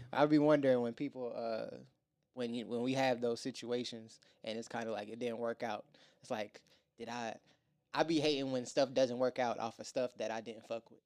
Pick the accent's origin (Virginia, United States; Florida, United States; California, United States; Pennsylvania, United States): Virginia, United States; moved away as an adult; now in Atlanta, United States; I'm from Virginia